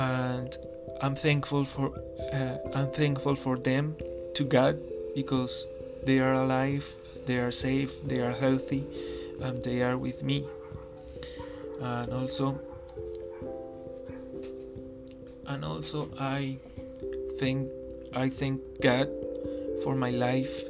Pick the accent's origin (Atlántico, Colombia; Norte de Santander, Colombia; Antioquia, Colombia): Norte de Santander, Colombia; Ocaña; moved away; my hometown, Ocaña